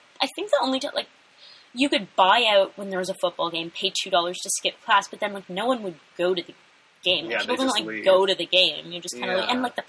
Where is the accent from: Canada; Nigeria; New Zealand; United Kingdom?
Canada; Toronto, Ontario